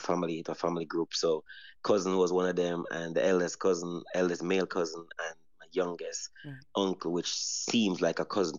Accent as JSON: {"language": "English", "country": "Jamaica", "also_born_or_lived": "Antigua", "moved": "as an adult", "said": "as a Jamaican"}